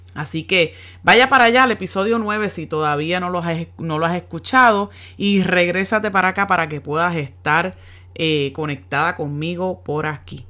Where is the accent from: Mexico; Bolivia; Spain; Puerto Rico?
Puerto Rico; Yabucoa; moved away as an adult; now in United States; mi pueblo en Yabucoa